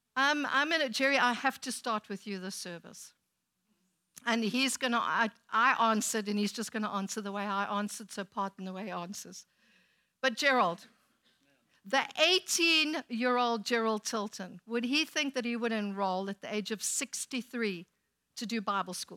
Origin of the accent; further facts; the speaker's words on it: South Africa; now in United States; When we go back to South Africa